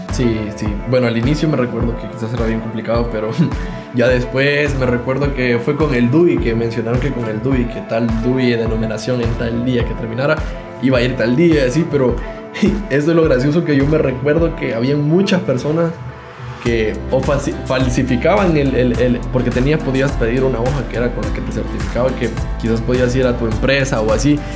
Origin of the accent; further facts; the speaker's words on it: El Salvador; como salvadoreño